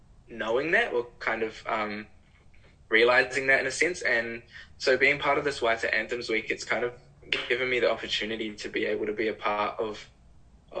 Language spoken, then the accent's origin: English; Whangamata, Waikato, New Zealand; growing up in Whanga.